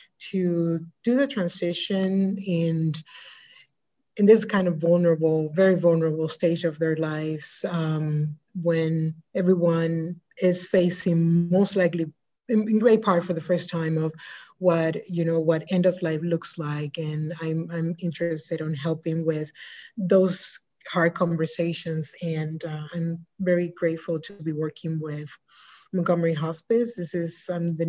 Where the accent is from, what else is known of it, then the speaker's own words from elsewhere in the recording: Dominican Republic; now in United States; I was born and raised in the Dominican Republic, so I'm the overseas